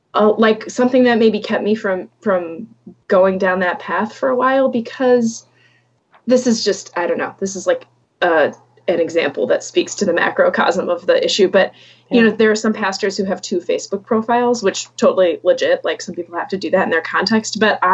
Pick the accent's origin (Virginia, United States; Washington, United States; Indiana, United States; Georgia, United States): Georgia, United States; Atlanta; now in Minnesota, United States; But I am, yes, I live in Minnesota. I grew up in Atlanta. I've kind of lived all over, not all over, but I've lived in different places in the U.S.